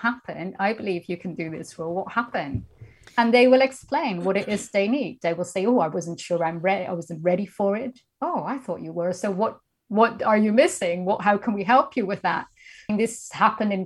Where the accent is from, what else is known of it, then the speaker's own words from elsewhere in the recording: Netherlands; moved away as an adult; now in United Kingdom; I'm originally from the Netherlands